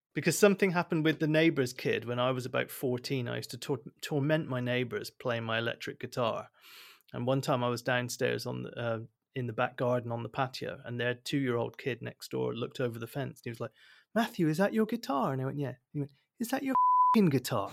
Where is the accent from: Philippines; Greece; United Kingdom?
United Kingdom; Bristol, South West England; accent: West Country; moved away as an adult; I'm from Bristol, and I get wrangly mocked by Kerry and Peter for my West